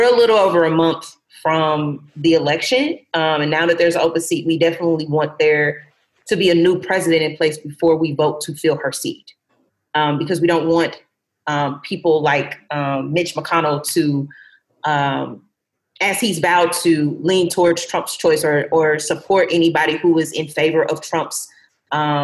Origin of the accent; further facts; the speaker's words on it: Kansas City, Kansas, United States; I'm born and raised in Kansas City, Kansas